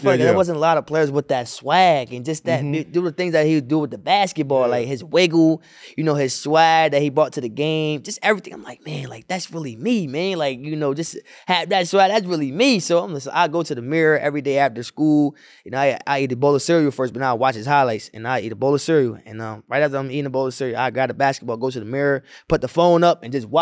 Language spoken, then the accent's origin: English; Wilmington, United States; growing up in Wilmington